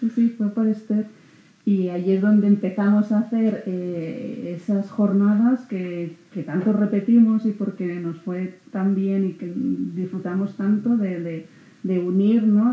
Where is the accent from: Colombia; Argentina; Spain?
Spain; Huesca, Aragon; moved away as an adult; now in Zaragoza, Spain; Soy de Huesca, estoy en Zaragoza